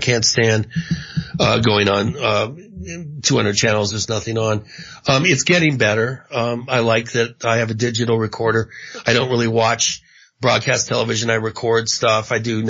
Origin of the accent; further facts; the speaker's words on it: Washington, United States; also born or lived in Indio, California; my parents lived in Palm Springs. I was born actually in Indio. I think the hospital in Indio, but then I grew up in Washington State, you know, after that.